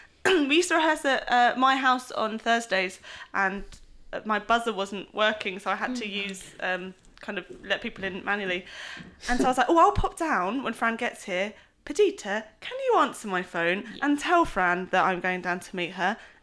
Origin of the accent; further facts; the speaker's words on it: Croydon, London, United Kingdom; I'm not even a Cockney, I'm from Croydon.